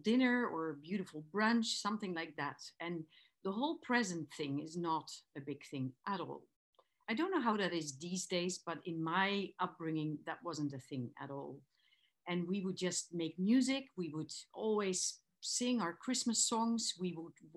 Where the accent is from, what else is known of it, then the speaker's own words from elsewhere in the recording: Geldrop, North Brabant, Netherlands; moved away as an adult; also born or lived in Amsterdam, Netherlands; now in Victoria, Canada; I'm actually from the Netherlands. I was born in Geldrop and lived for 18 years in Amsterdam